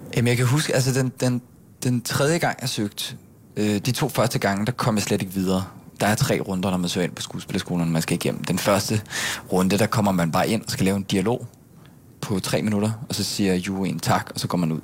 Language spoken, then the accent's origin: Danish; Gilleleje, Capital Region of Denmark, Denmark; moved away as an adult; also born or lived in Bornholm; now in Copenhagen, Denmark; så flyttede vi alle sammen til Gilei oppe i Nordsjælland, øh, hvor jeg så voksede op og gik i folkeskole, og gik på gymnasiet i Helsing